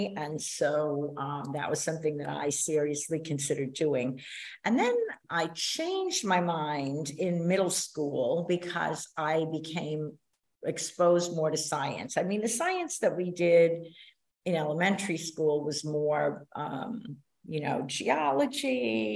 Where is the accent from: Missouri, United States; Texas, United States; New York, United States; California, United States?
New York, United States; New York City; accent: New York; moved away as an adult; also born or lived in New Orleans, Louisiana / Greenville, North Carolina; I am a New York City girl, New York City born and raised, and I very much identify as a New Yorker.